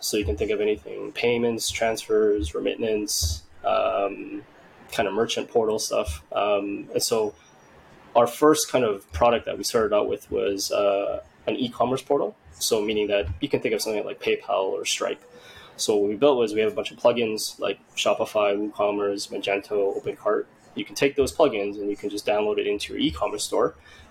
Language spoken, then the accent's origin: English; Vietnam; now in Canada; my background, where I'm from is from Vietnam.